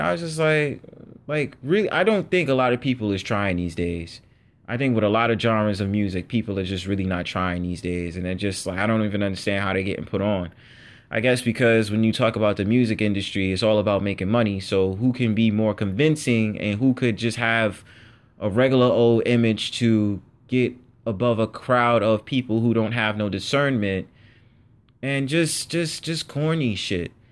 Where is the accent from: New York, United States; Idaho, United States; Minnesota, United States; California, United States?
New York, United States; New York City; I'm born in New York City and, you know, I was born in the Bronx